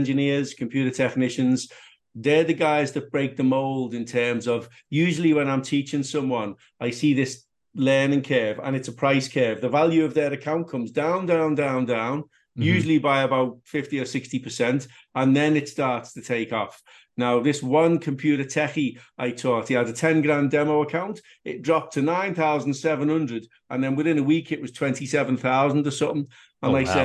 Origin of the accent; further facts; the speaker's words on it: Liverpool, North West England, United Kingdom; I grew up in Liverpool.